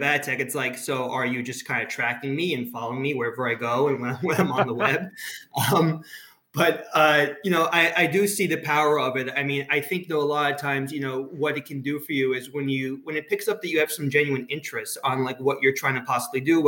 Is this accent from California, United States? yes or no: no; New York, United States; accent: combination of Israeli, Florida and Brooklyn; moved away as an adult; now in New Jersey, United States; Native New Yorker. I always joke because, like, even though I live in New Jersey, I feel like I have to tell people that I'm originally from New York